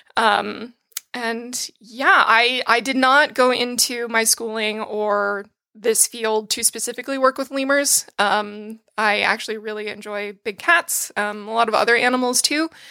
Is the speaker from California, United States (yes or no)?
no; North Attleboro, Massachusetts, United States; moved away; also born or lived in Pennsylvania; I am from North Attleboro, Massachusetts, and I went to school in Pennsylvania